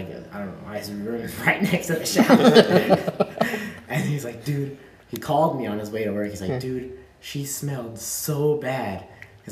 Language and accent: English; Iowa, United States; now in North Dakota, United States; I grew up in Iowa